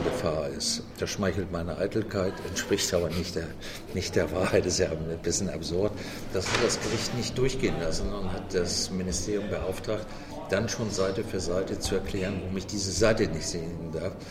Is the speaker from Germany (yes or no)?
yes; Hamburg, Germany; also born or lived in Bavaria; Also ich bin ja zwar nicht gebürtiger Hamburger, geboren bin ich in einem kleinen Dorf in Bayern, aber in Hamburg aufgewachsen